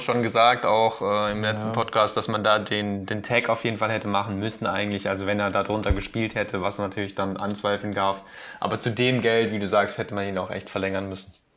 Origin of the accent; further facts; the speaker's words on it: Germany; tut uns natürlich auch weh als Deutsche